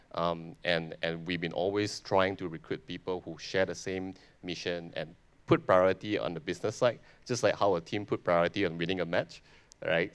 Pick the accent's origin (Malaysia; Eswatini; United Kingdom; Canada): Malaysia; I'm a Malaysian